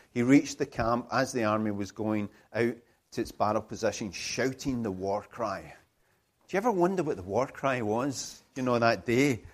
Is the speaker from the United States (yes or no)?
no; United Kingdom